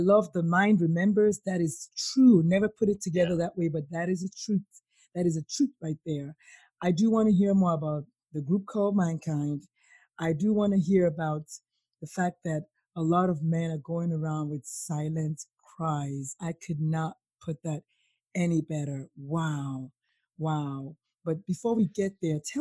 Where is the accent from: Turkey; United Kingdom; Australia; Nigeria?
Nigeria; as a Nigerian child